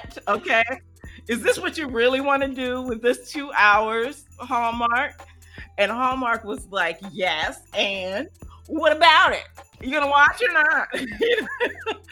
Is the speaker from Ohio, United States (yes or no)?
yes; Ohio, United States; I grew up in Ohio, so Indiana's like right next door